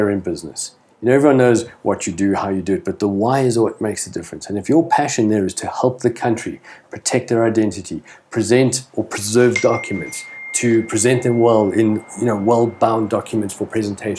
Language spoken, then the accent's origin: English; South Africa; as a South African citizen